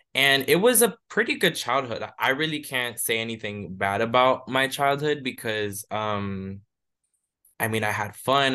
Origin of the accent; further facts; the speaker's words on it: Hialeah, Florida, United States; moved away as an adult; now in Chicago, United States; I grew up in Miami, Florida, specifically within the city of Hialeah